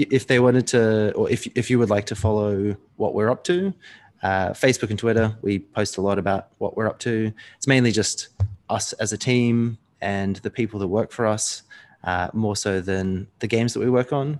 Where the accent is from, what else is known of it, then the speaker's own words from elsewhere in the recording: New Zealand; I was born in New Zealand